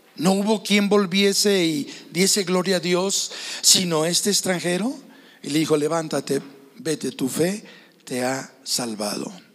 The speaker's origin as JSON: {"language": "Spanish", "town": "Guadalajara", "region": "Jalisco", "country": "Mexico", "said": "Nosotros somos de Guadalajara, Jalisco"}